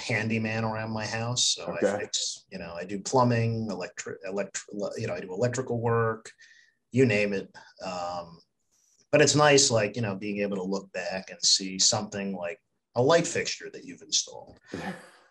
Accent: Glen Ridge, New Jersey, United States; also born or lived in Bergen County, New Jersey / Pennsylvania; I grew up in Glen Ridge

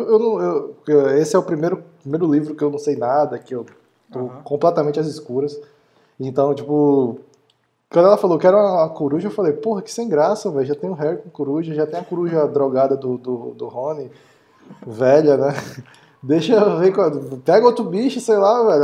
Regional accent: Brazil; como brasileiro

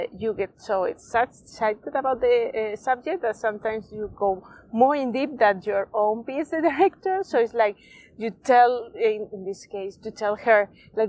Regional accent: Spain; English is a second language; I'm from Spain

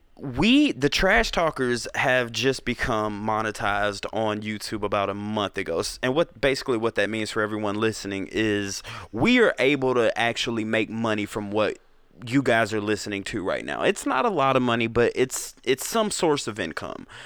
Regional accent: Atlanta, Georgia, United States; also born or lived in South Carolina / Covington, Georgia; born in South Carolina. Okay. Raised all over Atlanta, but for the majority of my teenage to my adult years, Covington has been my stomping ground

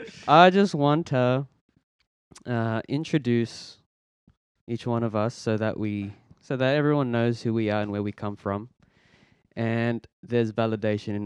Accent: Australia; also born or lived in Philippines; I was born in the Philippines. Came to Australia when I was one.

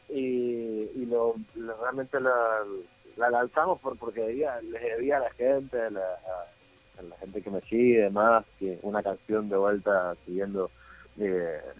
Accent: Argentina; que obviamente yo crecí en Argentina, así que por familiarizado con, con el cuarteto y demás

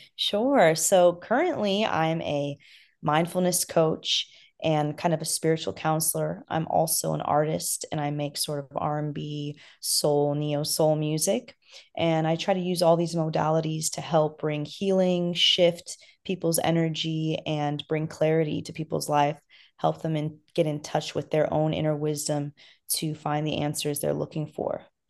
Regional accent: Los Angeles, California, United States; originally, I'm from Afghanistan, but I was born and raised in Los Angeles

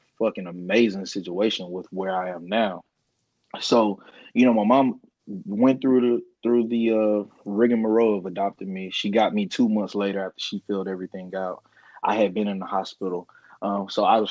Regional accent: United States; also born or lived in Guyana; I was adopted by an American, African-American family here in the States

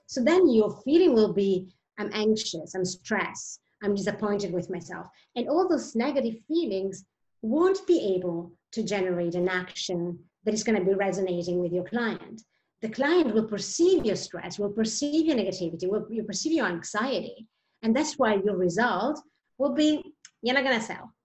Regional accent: Italy; moved away as an adult; also born or lived in Switzerland; now in Sweden; I am originally from Italy, actually, and left Italy um, 16 years ago lived many years in Switzerland

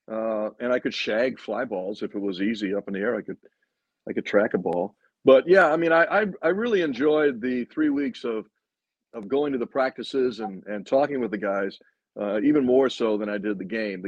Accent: outside Chicago, Illinois, United States; moved away; also born or lived in Philadelphia; I grew up outside Chicago

